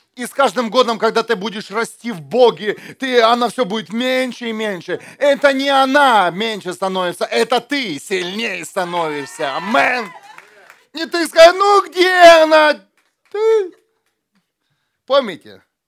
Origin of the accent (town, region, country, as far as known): Ukraine; born or raised there; now in Germany